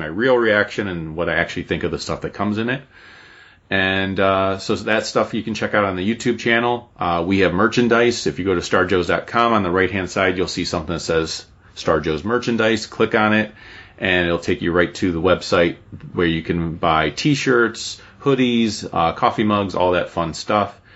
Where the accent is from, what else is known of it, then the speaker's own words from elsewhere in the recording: Cleveland, Ohio, United States; I'm from Cleveland.